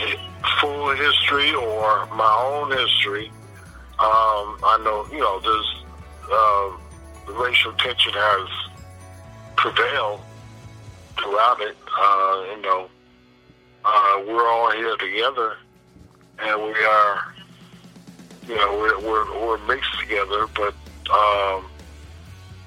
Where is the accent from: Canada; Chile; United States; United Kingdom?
United States; Somerset, New Jersey; also born or lived in Rome, New York / Alabama / Memphis; The most of my life was in New Jersey, Somerset, New Jersey.